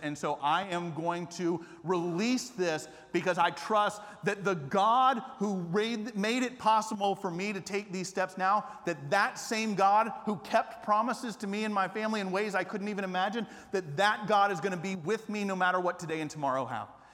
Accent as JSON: {"language": "English", "town": "Atlanta", "region": "Georgia", "country": "United States", "tie": "born or raised there", "also_born_or_lived": "Japan", "moved": "as an adult", "lives_now": "Austin, United States", "said": "I grew up in Atlanta not as a Christian."}